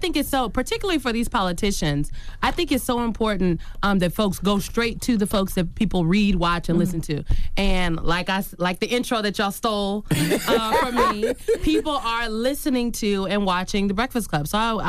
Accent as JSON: {"language": "English", "town": "Omaha", "region": "Nebraska", "country": "United States", "said": "My mom was always in the community. I'm from Omaha, Nebraska. Me and Malcolm X."}